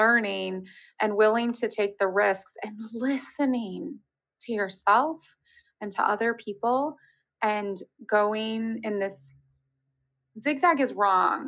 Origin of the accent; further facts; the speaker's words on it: United States; moved away as an adult; also born or lived in Germany; I was an American in Germany trying to make my accent perfect